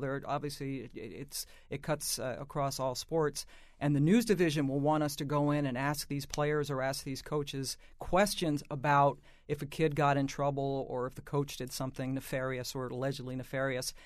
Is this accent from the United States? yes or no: yes; Washington, District of Columbia, United States; I grew up in Washington